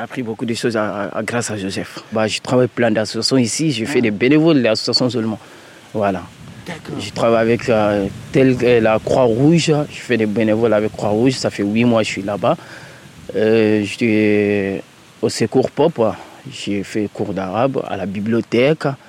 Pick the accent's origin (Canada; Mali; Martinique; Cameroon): Mali; moved away as an adult; now in France; Je suis malien